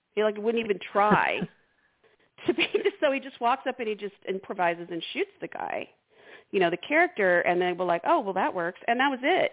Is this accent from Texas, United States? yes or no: yes; Houston, Texas, United States; I grew up in Houston and I remember every day in high school